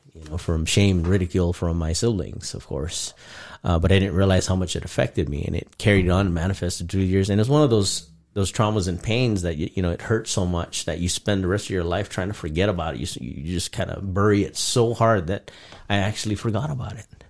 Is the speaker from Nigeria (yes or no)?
no; Guam; moved away; also born or lived in Philippines; that's actually where I was conceived and raised